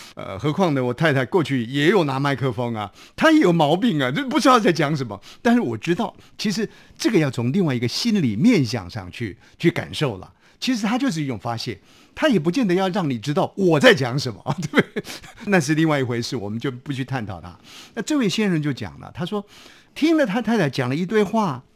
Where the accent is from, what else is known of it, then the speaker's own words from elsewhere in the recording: Taiwan; 我们台湾话讲说放鸽子了